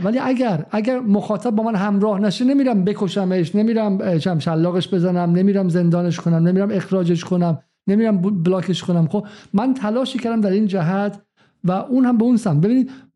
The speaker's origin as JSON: {"language": "Persian", "country": "Iran", "said": "من به عنوان یک ایرانی"}